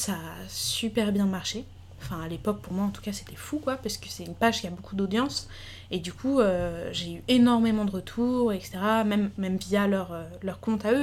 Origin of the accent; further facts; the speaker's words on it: Paris, Île-de-France, France; moved away; je voulais absolument revenir à Paris puisque j'ai grandi à Paris, puis dans le sud